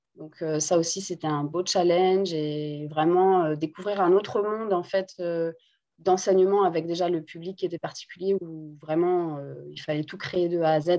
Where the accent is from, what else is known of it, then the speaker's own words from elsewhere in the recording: Guadeloupe; first language Guadeloupean Creole; French is a second language; also born or lived in France; je suis née en Guadeloupe et je parle très bien le créole. C'est entre guillemets, la première langue que j'ai parlé